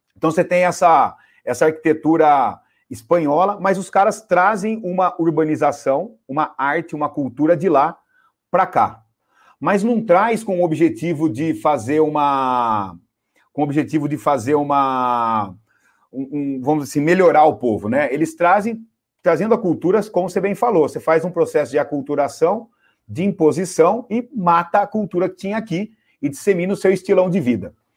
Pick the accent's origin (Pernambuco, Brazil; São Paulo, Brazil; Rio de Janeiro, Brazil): São Paulo, Brazil; Piracicaba; eu sou caipira lá de Piracicaba